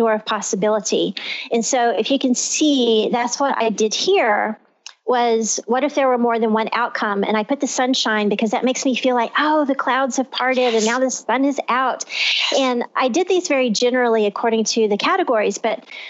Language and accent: English; Texas, United States; I'm from Texas